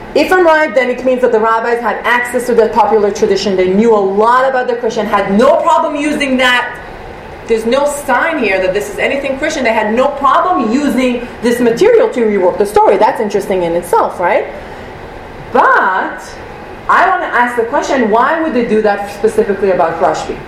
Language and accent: English; Israel; moved away; we come from Israel